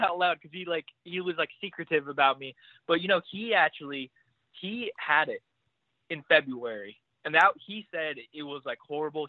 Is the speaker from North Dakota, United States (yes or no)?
no; Indiana, United States; I'm from Indiana